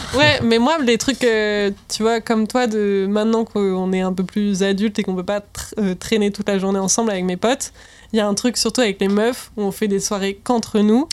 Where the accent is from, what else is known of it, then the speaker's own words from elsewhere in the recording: Rennes, Brittany, France; moved away; Rennes, ça va, c'est vraiment mon bled à moi